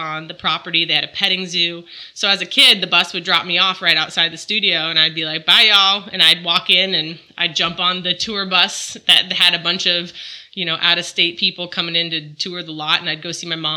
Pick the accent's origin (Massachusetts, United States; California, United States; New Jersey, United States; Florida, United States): Florida, United States; Jupiter; now in Charlotte, United States; Originally, I'm from Palm Beach, Florida, more specifically Jupiter